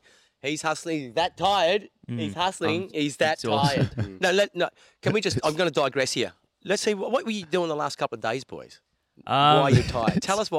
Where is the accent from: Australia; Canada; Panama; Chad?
Australia; Perth, Western Australia; moved away as an adult; also born or lived in Melbourne; I grew up in a suburb called Langford, so that's the southern, so southeast. So about, say, 10Ks, 15Ks east of Fremantle.